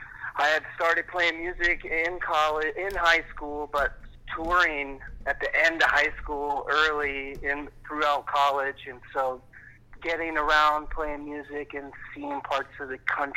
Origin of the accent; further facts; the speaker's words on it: Chattanooga, Tennessee, United States; I'm from Chattanooga, Tennessee. Okay. And that's where I was born and grew up. It was kind of a collapsed steel town in the 70s.